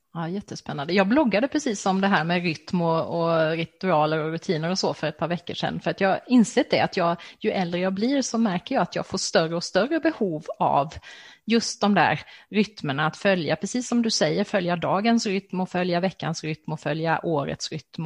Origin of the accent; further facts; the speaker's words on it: Växjö, Kronoberg County, Sweden; Växjö stift, som har sitt säte i min hemstad